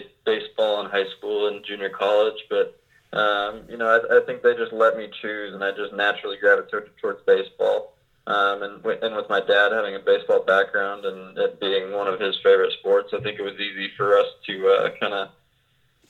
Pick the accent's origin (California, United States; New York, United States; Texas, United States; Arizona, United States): Arizona, United States; also born or lived in Puyallup, Washington; I was born in Puyallup, Washington, and lived just south of Seattle for 6 or 7 years of my life. And then parents moved out to Arizona